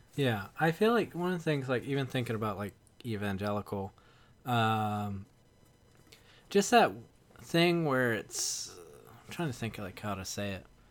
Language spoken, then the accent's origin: English; the South, United States; I'm from the South